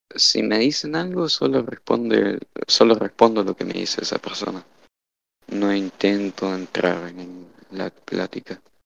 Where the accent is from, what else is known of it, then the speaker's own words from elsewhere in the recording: Argentina; soy de Argentina, estudio economía